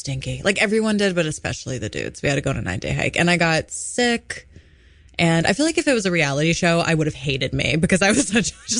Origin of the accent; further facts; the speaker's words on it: Woodstock, New York, United States; I just sound stoned all the time and maybe that's because I'm from Woodstock